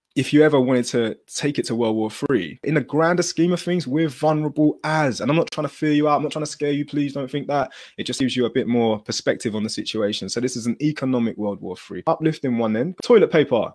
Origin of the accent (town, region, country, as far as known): United Kingdom